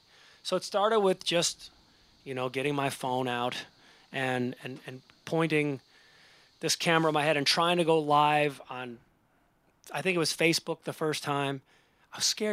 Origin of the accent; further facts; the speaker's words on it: Cleveland, Ohio, United States; We're both from the Cleveland area.